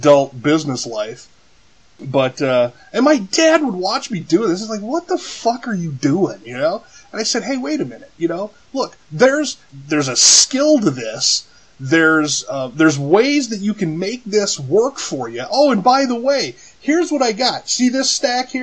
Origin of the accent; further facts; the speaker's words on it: California, United States; as a kid growing up in California